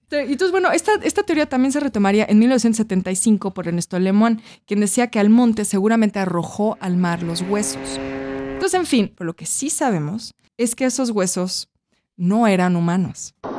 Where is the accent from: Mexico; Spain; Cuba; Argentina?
Mexico; como somos mexicanos